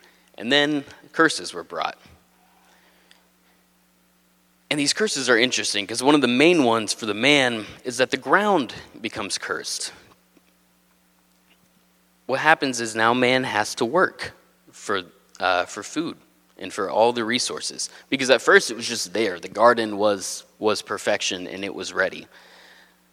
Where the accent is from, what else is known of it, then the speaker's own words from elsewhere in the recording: Texas, United States; moved away as an adult; now in New England, United States; I'm not from a farm, I'm from Texas, but not a farm